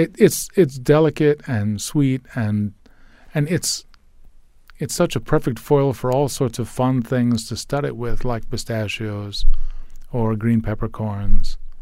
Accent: United States; I'm an American boy.

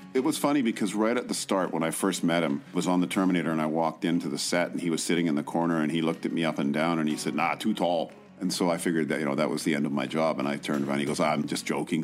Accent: Vancouver, British Columbia, Canada; also born or lived in Qualicum Beach, British Columbia; Oh, Vancouver

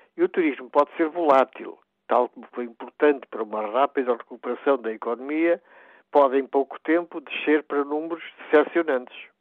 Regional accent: Portugal

